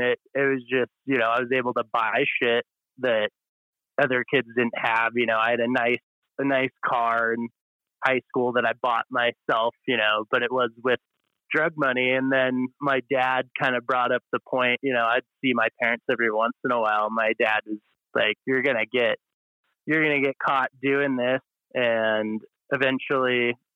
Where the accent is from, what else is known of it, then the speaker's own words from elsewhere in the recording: Montana, United States; I grew up in Montana